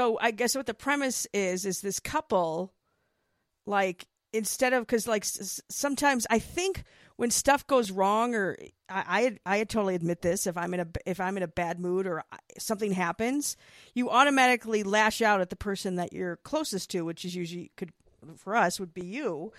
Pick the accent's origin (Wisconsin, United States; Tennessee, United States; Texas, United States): Wisconsin, United States; My thing is, look, I came from Wisconsin. So, yeah, there's, I mean, we dealt with snow. I didn't love living in the freaking cold and snow and all that.